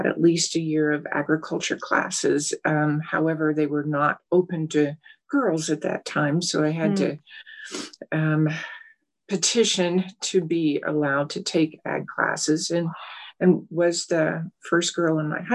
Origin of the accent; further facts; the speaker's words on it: western Colorado, United States; I had opened my own solo practice in my hometown doing strictly small animals